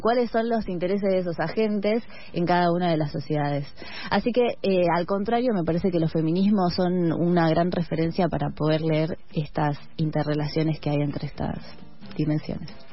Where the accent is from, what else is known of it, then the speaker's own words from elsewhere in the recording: Argentina; como argentines, como latinoamericanos